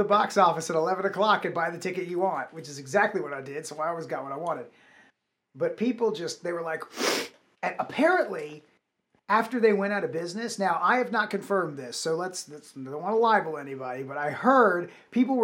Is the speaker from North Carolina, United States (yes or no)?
yes; Wilmington, North Carolina, United States; I'm from Wilmington, North Carolina